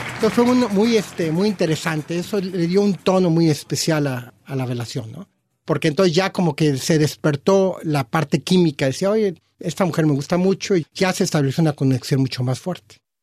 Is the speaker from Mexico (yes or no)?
yes; Mexico; moved away as an adult; now in Australia; tengo toda mi familia en México y tengo todos mis raíces en México